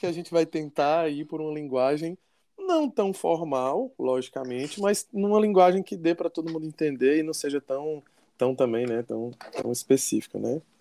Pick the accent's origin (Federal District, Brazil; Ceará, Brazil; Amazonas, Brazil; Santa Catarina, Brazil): Ceará, Brazil; Fortaleza; accent: cearês; nós somos daqui de, daqui de Fortaleza, no Ceará